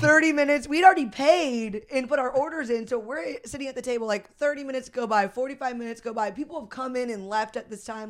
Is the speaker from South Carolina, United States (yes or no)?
no; St. Louis, Missouri, United States; Saint Louis, Missouri.